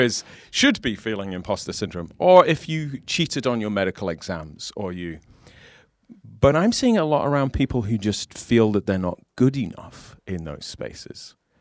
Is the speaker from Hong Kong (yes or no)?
no; United Kingdom; now in United States; as a British person in America